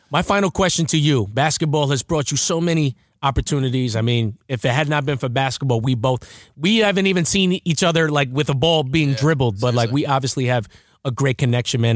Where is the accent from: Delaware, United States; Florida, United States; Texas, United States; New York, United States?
New York, United States; Baldwin; I'm from Baldwin